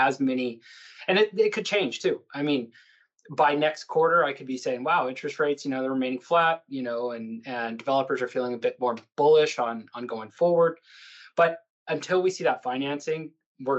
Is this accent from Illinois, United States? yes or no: no; El Paso, Texas, United States; I was born and raised in El Paso